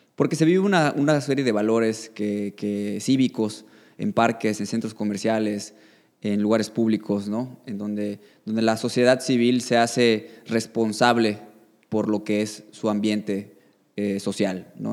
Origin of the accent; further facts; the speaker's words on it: Yucatán, Mexico; also born or lived in Mexico City / Quintana Roo; soy orgullosamente yucateco, llevo 30 años viviendo en este magnífico estado